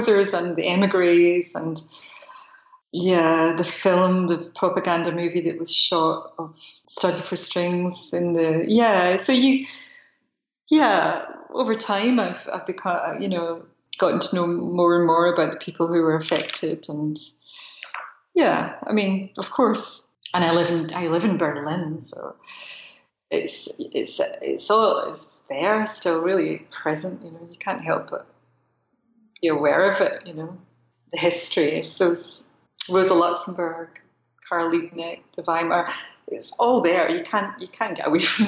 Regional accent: United Kingdom; growing up in Britain at that time in the 80s

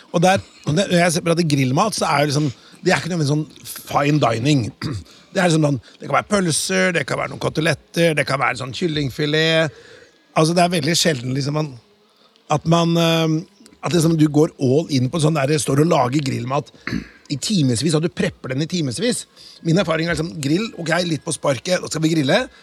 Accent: Notodden, Telemark, Norway; jeg kommer fra Notodden

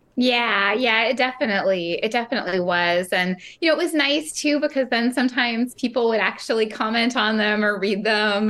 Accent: San Francisco, California, United States; now in Merced, United States; I grew up in San Francisco, so I was really near the water

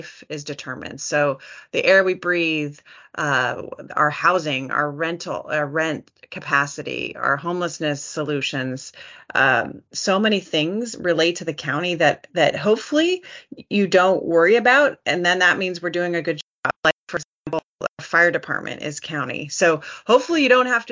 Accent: Santa Barbara, California, United States; moved away as an adult; also born or lived in Iowa / New Mexico / Arizona; I moved back to my hometown of Santa Barbara because I really wanted to focus in on my local community. It's where I was born and raised.

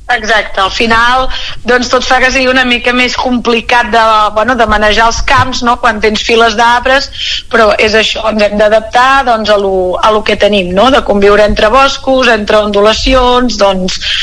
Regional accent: Moià, Catalonia, Spain; nosaltres som de Mollà

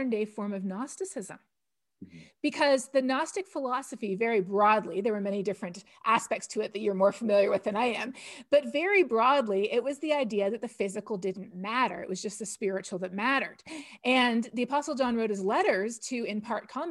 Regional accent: Toronto, Ontario, Canada; moved away as an adult; also born or lived in India; now in Texas, United States; I'm Canadian from Toronto, and I grew up Plymouth Brethren.

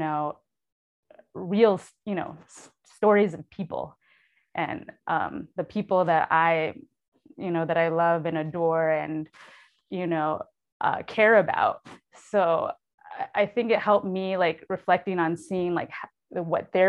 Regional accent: New York City, New York, United States; moved away as an adult; also born or lived in Lower East Side, New York City; now in San Antonio, United States; I was raised in New York City, born in San Antonio.

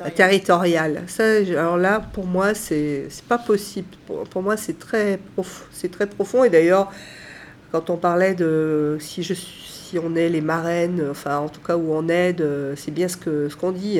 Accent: Saint-Étienne, Auvergne-Rhône-Alpes, France; je suis née à Saint-Étienne, euh, fière d'être stéphanoise

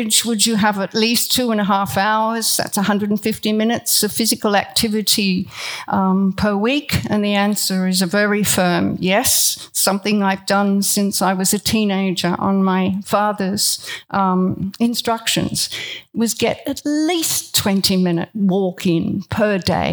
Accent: Australia; I am Australian and very proud to be Australian

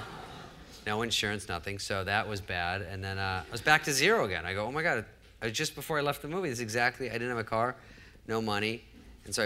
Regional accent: Arizona, United States; moved away as an adult; also born or lived in Los Angeles; I was just from Arizona, I was 20

